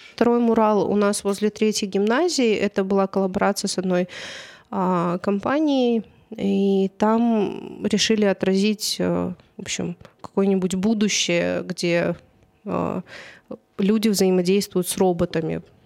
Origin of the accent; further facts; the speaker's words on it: Karaganda, Karaganda Region, Kazakhstan; also born or lived in Czech Republic; потом вернулась в Караганду